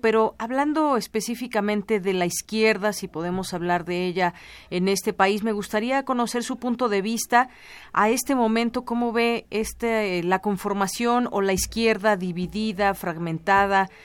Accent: State of Mexico, Mexico; como ciudadanos, como periodistas, como eh, mexiquenses, como mexicanos

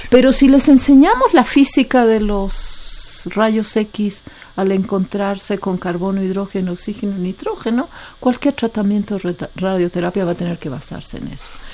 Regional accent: Chile; now in Mexico; yo soy chilena

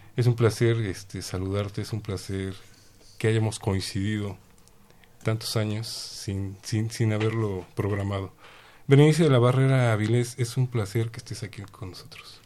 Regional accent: Mexico; como mexicanos

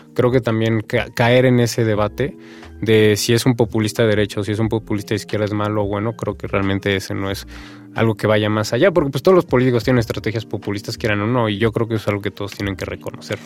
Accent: Mexico; de nuestra cultura, de nuestra identidad como mexicanos

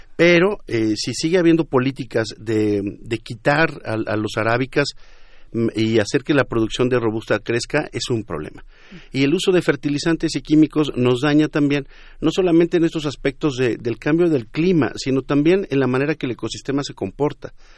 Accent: Mexico; nosotros en México

